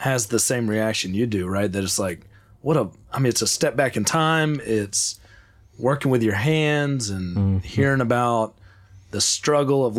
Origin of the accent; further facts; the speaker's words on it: Fort Valley, Georgia, United States; also born or lived in Kentucky / Las Vegas, Nevada; now in Nashville, United States; I grew up in this little town of Fort Valley, Georgia, eating fresh peaches off the tree